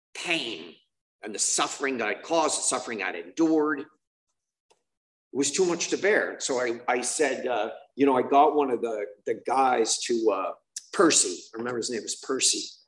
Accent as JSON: {"language": "English", "town": "Boston", "region": "Massachusetts", "country": "United States", "said": "I'm from Boston"}